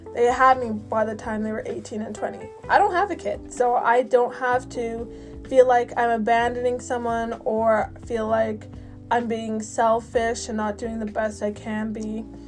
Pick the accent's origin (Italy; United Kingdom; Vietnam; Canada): Canada; I'm from Canada.